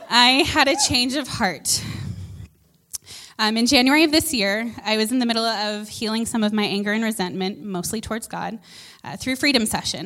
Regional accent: United States; moved away as an adult; now in Canada; I'm an American

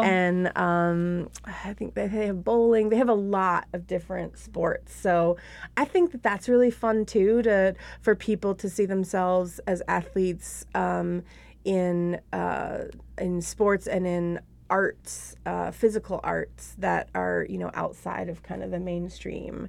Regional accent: Buffalo, New York, United States; now in Minneapolis, United States; It started out in Buffalo, New York, which is my hometown

